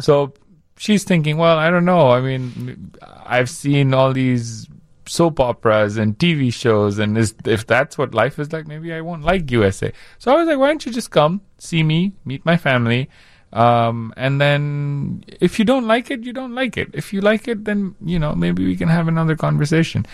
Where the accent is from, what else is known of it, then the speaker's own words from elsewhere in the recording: India; now in Chicago, United States; growing up in India